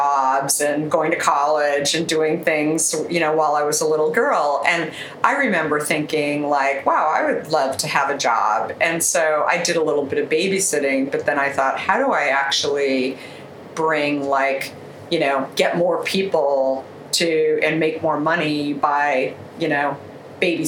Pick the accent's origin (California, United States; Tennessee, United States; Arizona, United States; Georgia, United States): Arizona, United States; moved away as an adult; also born or lived in Minneapolis, Minnesota / New York; I grew up in the US in Arizona, and I lived there most of my life. I actually moved from Minneapolis, Minnesota when I was a really little girl.